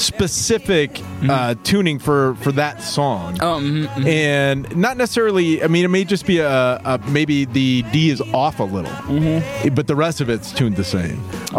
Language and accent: English; Des Moines, Iowa, United States; now in Chicago, United States; Des Moines.